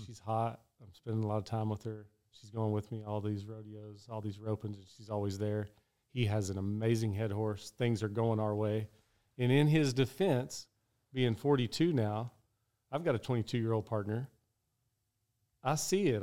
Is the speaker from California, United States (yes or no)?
no; Odessa, Texas, United States; my hometown rodeo, that's right by, over by Midland